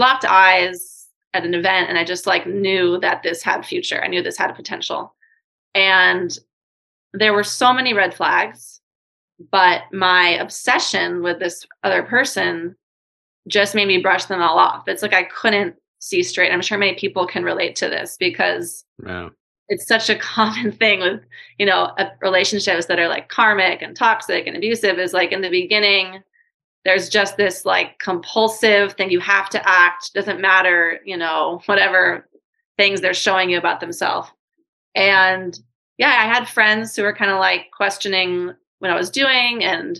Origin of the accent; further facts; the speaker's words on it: New York City, New York, United States; moved away as an adult; also born or lived in Hawaii / Singapore / Thailand; I'm from New York City